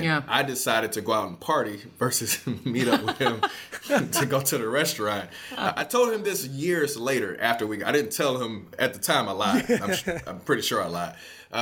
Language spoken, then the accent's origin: English; Detroit, Michigan, United States; moved away; growing up in Detroit, I spent like the first half of my life in Detroit and grew up around my grandmother